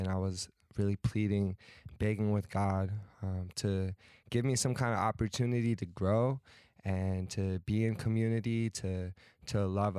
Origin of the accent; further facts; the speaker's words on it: Virginia, United States; I'm originally from Virginia